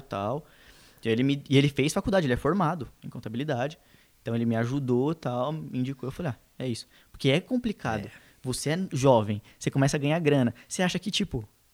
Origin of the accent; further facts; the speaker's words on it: São Paulo, Brazil; A gente é da Zona Leste, Leste, Leste.